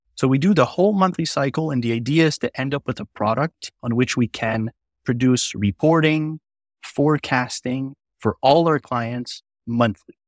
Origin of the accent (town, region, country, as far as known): Quebec, Canada; accent: French; English is a second language